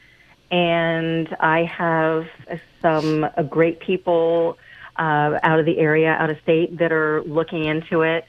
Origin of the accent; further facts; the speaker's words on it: Pennsylvania, United States; moved away; also born or lived in Fall River, Massachusetts; I am originally from Pennsylvania and was a realtor there for a long time